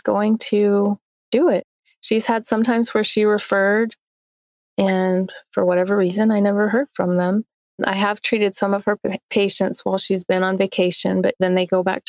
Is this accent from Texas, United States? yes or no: yes; Texas, United States; moved away as an adult; now in Coeur d'Alene, United States; So I grew up and graduated in Texas.